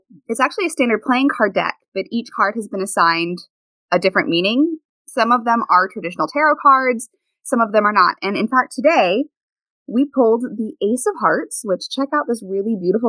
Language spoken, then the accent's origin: English; Louisville, Kentucky, United States; I grew up in the Upper Highlands, and I know how that works, because technically my neighborhood's not part of Louisville, or the one I grew up in anyway.